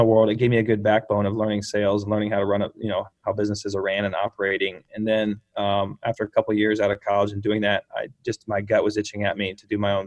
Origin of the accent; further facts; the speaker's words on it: Bloomington, Indiana, United States; moved away as an adult; also born or lived in Chicago; I'm actually here right now where I grew up. I just moved back here in Bloomington, Indiana.